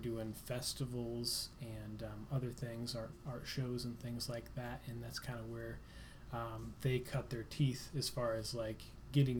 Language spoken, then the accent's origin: English; Columbia City, Indiana, United States; moved away as an adult; also born or lived in Muncie, Indiana; now in Fort Wayne, United States; I grew up in Columbia City and lived there my whole life